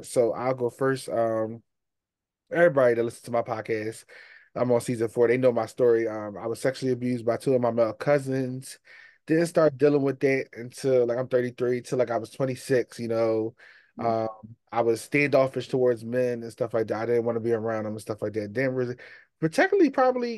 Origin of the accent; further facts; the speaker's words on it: Philadelphia, Pennsylvania, United States; I'm from Philly.